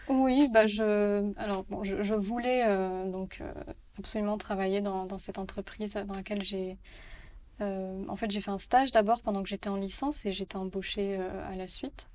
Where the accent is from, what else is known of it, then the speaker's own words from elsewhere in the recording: Paris, Île-de-France, France; also born or lived in Barcelona; j'ai grandi à Paris